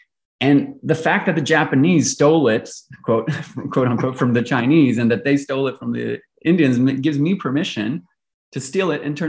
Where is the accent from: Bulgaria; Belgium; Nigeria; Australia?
Belgium; moved away; accent is by virtue of having attended an English-speaking international school. And so although I grew up in Belgium, you can really say I grew up in an expat bubble, right? So I'm your prototypical third culture kid. I've lived across three continents